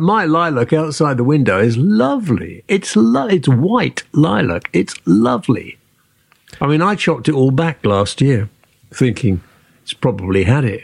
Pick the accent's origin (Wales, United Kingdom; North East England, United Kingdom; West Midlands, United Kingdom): Wales, United Kingdom; Welsh; moved away; I'm more Welsh than you are